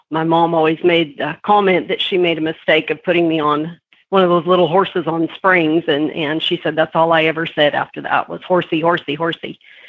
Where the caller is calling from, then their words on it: Waxahachie, Texas, United States; I am in Waxahachie, Texas this morning.